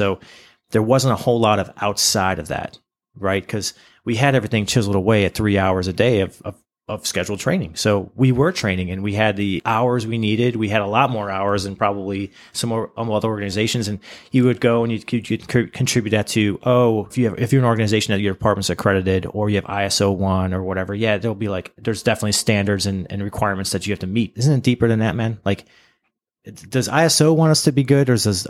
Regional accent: Cleveland, Ohio, United States; And then, oh my God, we're both from Cleveland. This is crazy.

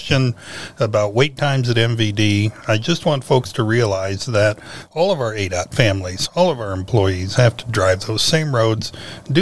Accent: near Fort Wayne, Indiana, United States; now in Arizona, United States; I am originally a Hoosier. I grew up near Fort Wayne

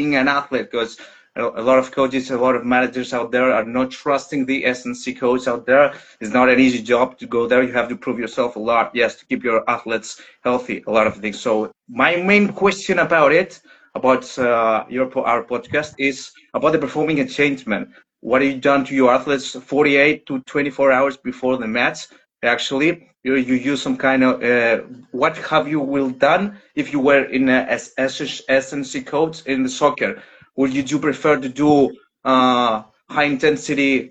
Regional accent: Greece; English is a second language; now in Oslo, Norway; I'm from Greece. And I'm a strength and conditioning coach in soccer in Oslo, Norway

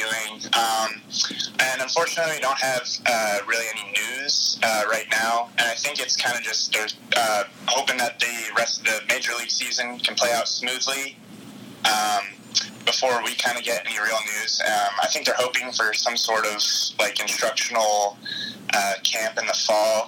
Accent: Southern California, United States; moved away as an adult; also born or lived in Seattle, Washington; I'm from Southern California

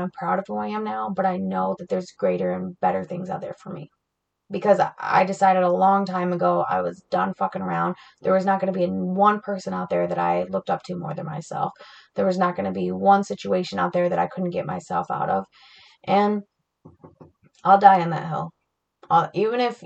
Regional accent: Flint, Michigan, United States; I grew up in Flint, Michigan

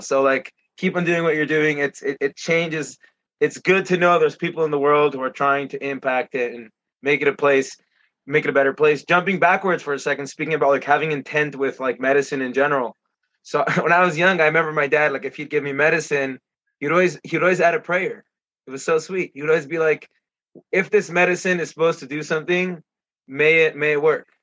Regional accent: Israel; moved away; my hometown

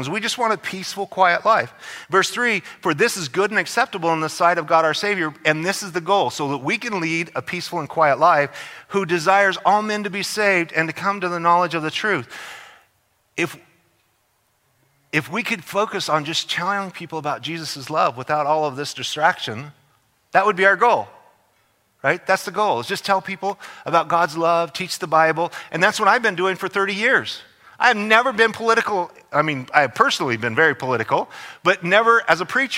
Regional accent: Idaho, United States; now in California, United States; I'm from Idaho.

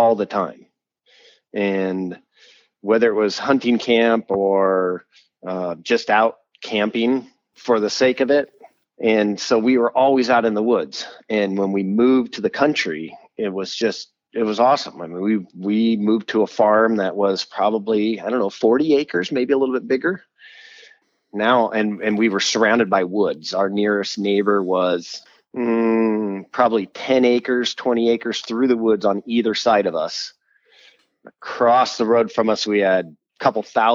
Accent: Seattle, Washington, United States; also born or lived in Poulsbo, Kitsap County, Washington; now in Northridge, United States; I am a Pacific Northwest boy, 100%. I was born in Seattle and lived in Seattle up until about the fifth grade, and then moved over to the peninsula, so across the water from Seattle into the Paulsbo, Kitsap area.

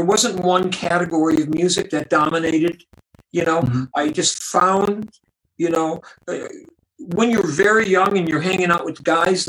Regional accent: Buffalo, New York, United States; moved away; my hometown in Buffalo, New York

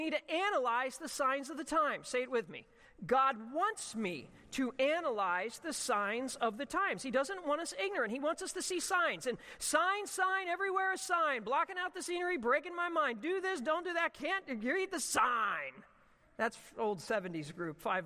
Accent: Ocean City, United States; growing up at the Atlantic Ocean where I grew up in Ocean City.

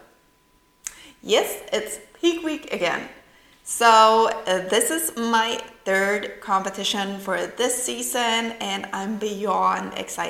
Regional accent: Sweden; accent: Swedish; English is a second language

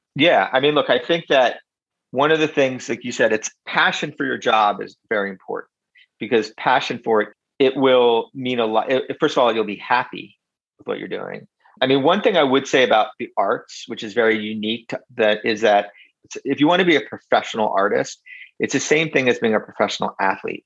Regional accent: Philadelphia, Pennsylvania, United States; we grew up in in South Philly, and my dad worked in South Philadelphia his whole life

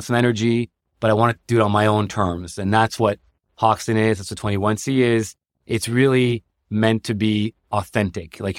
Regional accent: Canada; now in New York, United States; I came from Canada, so I was like, I don't want to live in Manhattan

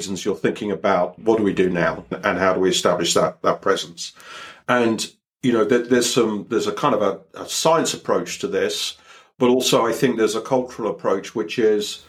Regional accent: United Kingdom; now I'm a Brit

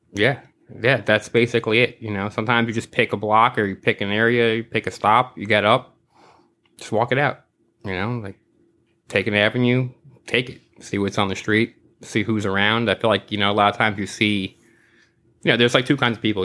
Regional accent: New York City, New York, United States; I grew up in New York my whole life

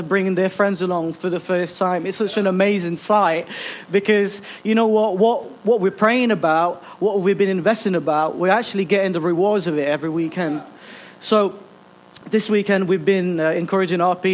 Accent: Philippines; now in Ilkeston, United Kingdom; I'm originally from the Philippines. This is my second home

